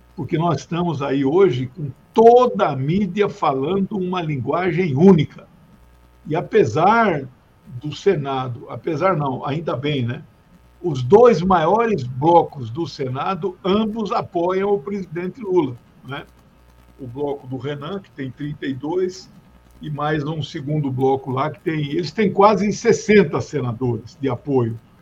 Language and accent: Portuguese; Mato Grosso do Sul, Brazil; moved away; na capital do meu estado natal, que é Mato Grosso do Sul.